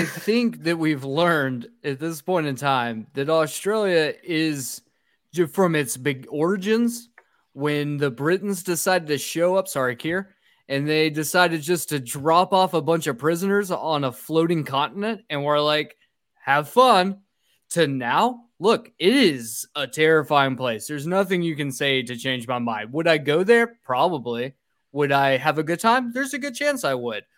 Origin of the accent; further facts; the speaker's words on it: North Georgia, United States; we're from North Georgia, where deers are absolutely rampant here